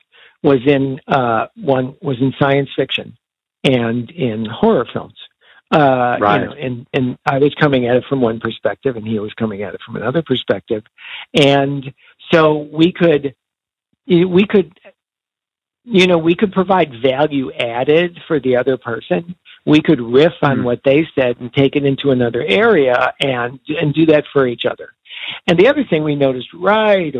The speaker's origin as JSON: {"language": "English", "town": "Chicago", "region": "Illinois", "country": "United States", "tie": "born or raised there", "said": "We were growing up in Chicago"}